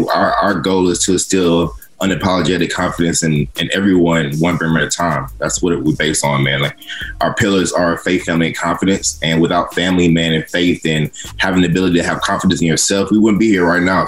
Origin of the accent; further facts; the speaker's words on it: Atlanta, Georgia, United States; I'm from Atlanta.